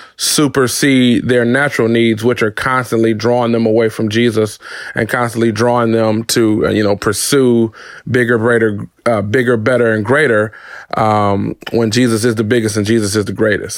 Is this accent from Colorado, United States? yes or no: no; Detroit, Michigan, United States; I was born and raised in Detroit, Michigan